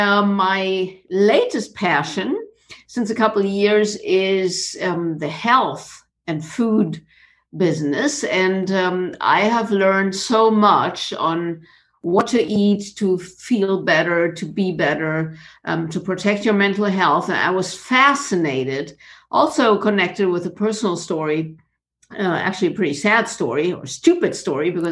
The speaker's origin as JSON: {"language": "English", "town": "Munich", "region": "Bavaria", "country": "Germany", "tie": "born or raised there", "also_born_or_lived": "South Africa / Japan / Florida, United States", "moved": "as an adult", "said": "I was born in Munich in Bavaria in Germany, which is pretty much south of Germany."}